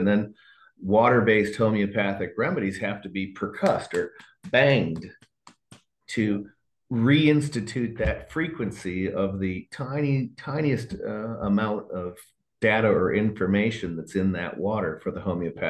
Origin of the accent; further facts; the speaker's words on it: Ohio, United States; I was friends with the health inspector in my hometown. I'd given a speech before all of the health inspectors in the state of Ohio